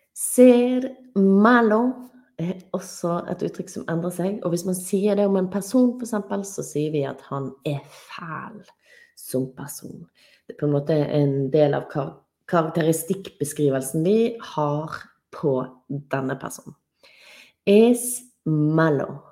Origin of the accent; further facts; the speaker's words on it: Norway; jeg er norsk